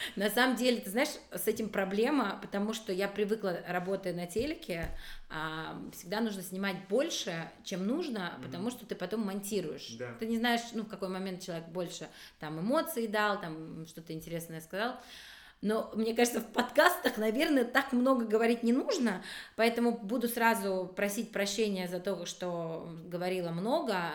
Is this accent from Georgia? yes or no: yes; Abkhazia, Georgia; moved away; я вообще из Абхазии же сама, mm-hmm. и вот в Абхазии я помню, что когда-то, когда я жила